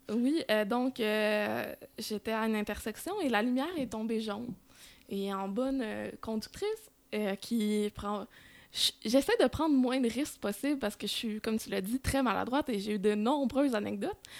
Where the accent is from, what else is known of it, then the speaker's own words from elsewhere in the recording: Saint-Mathieu-d'Harricana, Quebec, Canada; now in Longueuil, Canada; je suis native de Saint-Mathieu d'Aricana